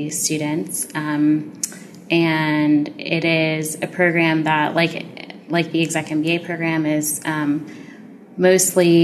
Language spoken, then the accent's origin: English; Annandale, Virginia, United States; I am from Annandale, Virginia, so I'm a local to the D.C. area.